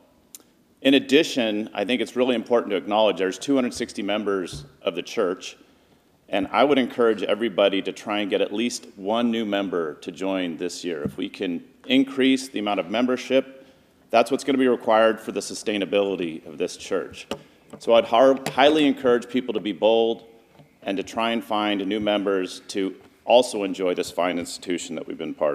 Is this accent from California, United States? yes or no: yes; Piedmont, California, United States; I grew up in Piedmont